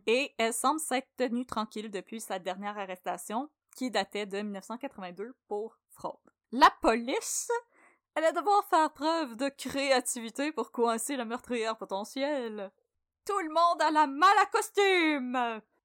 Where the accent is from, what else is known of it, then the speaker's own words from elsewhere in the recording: Brossard, Quebec, Canada; j'ai grandi à Brossard